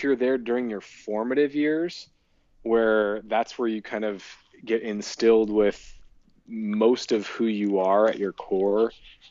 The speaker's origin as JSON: {"language": "English", "region": "Iowa", "country": "United States", "moved": "yes", "said": "\"Oh, where are you originally from?\" And I say Iowa"}